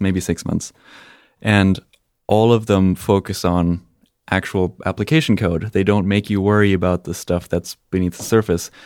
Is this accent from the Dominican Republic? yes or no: no; Spain; moved away as an adult; also born or lived in Germany; I am German, and, uh, when I was three, my parents decided that they wanted to move to Spain. So I grew up in Spain, went to, uh, high school there